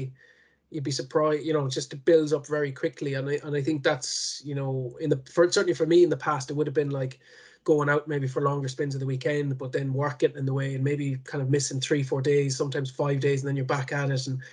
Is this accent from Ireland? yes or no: yes; Connemara, Connacht, Ireland; I'm from Connemara